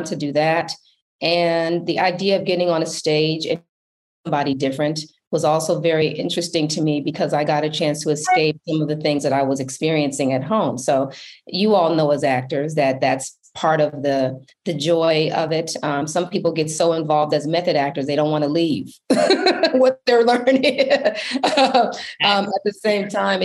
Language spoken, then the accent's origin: English; Milwaukee, Wisconsin, United States; I grew up in Milwaukee, Wisconsin.